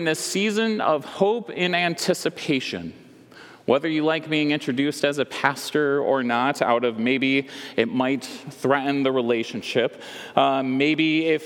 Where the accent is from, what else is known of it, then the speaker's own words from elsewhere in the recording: West Michigan, United States; I grew up in West Michigan